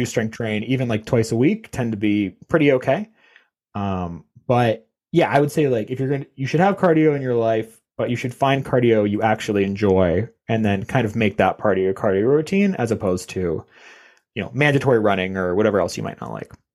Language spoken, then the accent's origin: English; Canada; I'm Canadian.